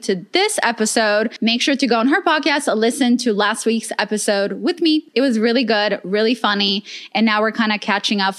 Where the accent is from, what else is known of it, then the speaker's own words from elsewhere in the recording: Israel; moved away; I'm from Israel.